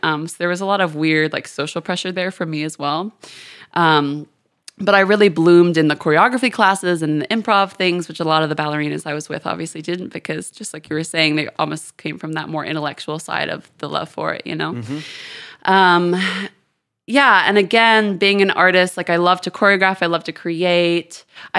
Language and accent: English; Houston, Texas, United States; also born or lived in London, United Kingdom; I'm from Houston. I had a really weird childhood on multiple levels, but I was born in Houston. I moved to London when I was 4. I was there until I was 14, so basically my whole prominent years, and then I moved back to Houston.